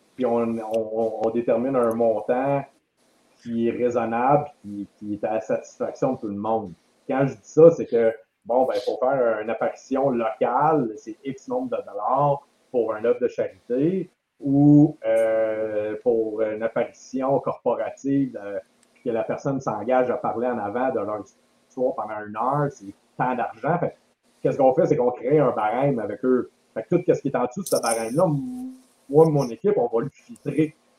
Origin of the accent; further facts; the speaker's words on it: Quebec, Canada; je suis un Québécois.